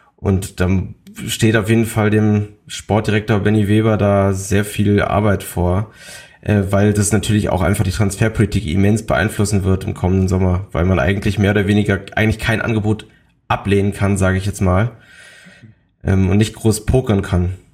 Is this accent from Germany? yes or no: yes; Berlin, Germany; bin gebürtig aus Berlin und dementsprechend auch äh, Hertha-Fan